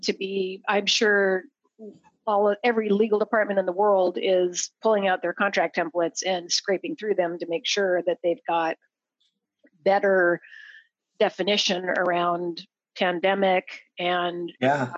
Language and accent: English; Idaho, United States; moved away; I grew up in Idaho. Um, in farming country